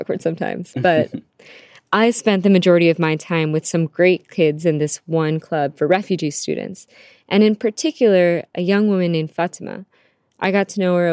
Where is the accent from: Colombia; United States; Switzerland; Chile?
United States; Harrisonburg, Virginia; also born or lived in Canada / Philippines; I was born in Canada and then grew up in the Philippines with my grandparents and aunt, and then came to Virginia for most of my childhood and schooling